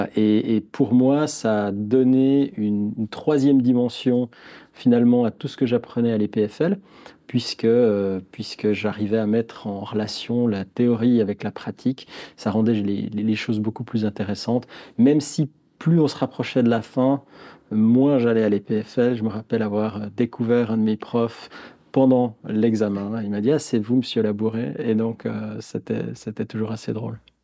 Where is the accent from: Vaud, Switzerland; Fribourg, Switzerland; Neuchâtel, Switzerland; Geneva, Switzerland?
Neuchâtel, Switzerland; je suis Neuchâtelois, à Neuchâtel, comme on dit. j'ai toujours vécu à Neuchâtel, j'ai fait mes études à Neuchâtel